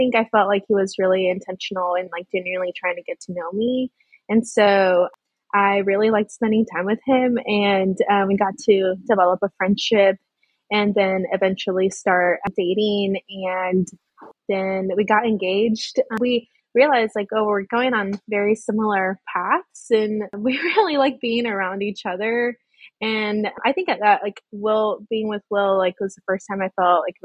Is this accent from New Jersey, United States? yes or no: no; Rio Grande Valley, South Texas, United States; I was raised in South Texas in the Rio Grande Valley